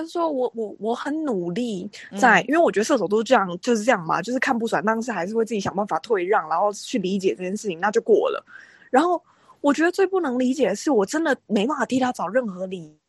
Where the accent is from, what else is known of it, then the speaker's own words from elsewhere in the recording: Taiwan; 我是台湾人。